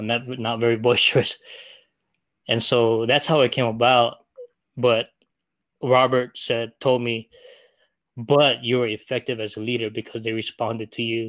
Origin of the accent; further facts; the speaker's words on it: Philippines; one, I'm Filipino, and I wanted to see me and be like, this guy made it that far